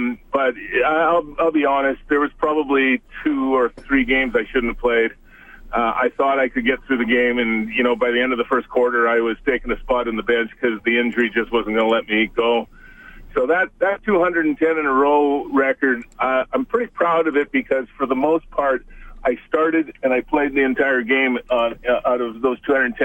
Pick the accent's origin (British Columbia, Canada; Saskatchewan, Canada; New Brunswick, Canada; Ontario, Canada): Ontario, Canada; Toronto; moved away as an adult; also born or lived in Edmonton; I came from Toronto